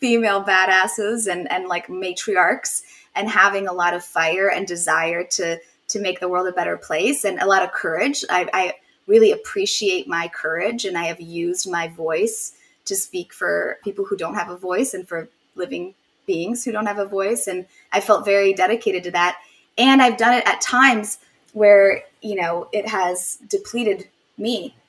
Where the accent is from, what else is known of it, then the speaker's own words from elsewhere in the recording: Poland; moved away; I was born in Poland